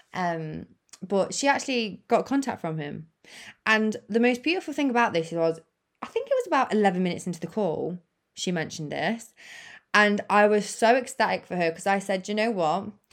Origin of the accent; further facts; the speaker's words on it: United Kingdom; the U K, where I'm from